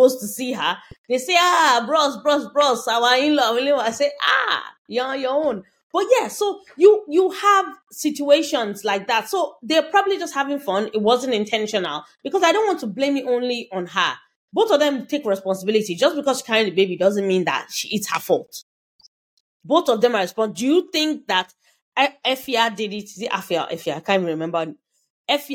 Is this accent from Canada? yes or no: no; Nigeria; moved away; I'm talking as a Nigerian